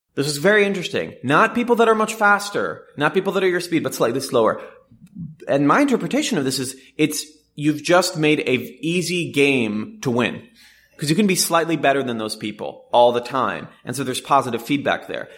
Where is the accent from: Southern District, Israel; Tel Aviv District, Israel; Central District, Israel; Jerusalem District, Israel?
Jerusalem District, Israel; Jerusalem; moved away as an adult; now in Silicon Valley, United States; I was born in Jerusalem to an Orthodox Jewish family, and I came out to Silicon Valley to start a company really on a whim.